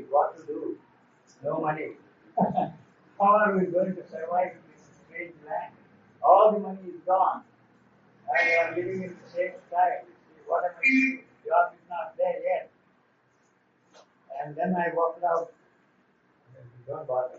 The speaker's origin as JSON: {"language": "English", "country": "India", "moved": "as an adult", "said": "I'm from India."}